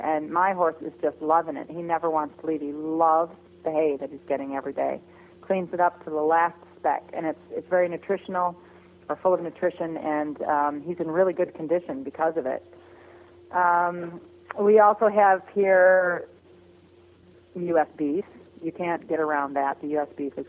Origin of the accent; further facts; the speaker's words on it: Michigan, United States; moved away as an adult; now in Europe; As a kid, I grew up in Michigan with a fly rod in my hand.